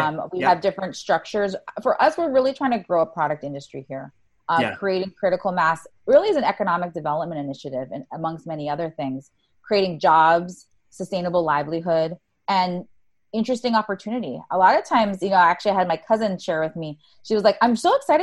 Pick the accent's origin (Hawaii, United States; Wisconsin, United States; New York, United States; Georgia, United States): Hawaii, United States; Oahu; moved away as an adult; also born or lived in Silicon Valley; I was born and raised on Oahu